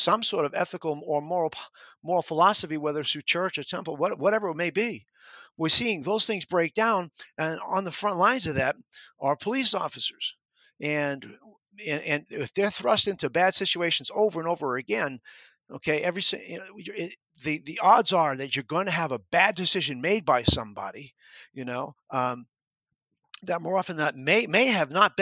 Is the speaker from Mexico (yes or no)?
no; New York, United States; moved away as an adult; When I was a kid growing up in New York